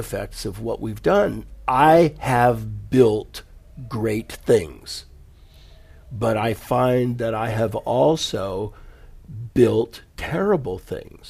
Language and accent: English; United States; born or raised there; also born or lived in California / Silicon Valley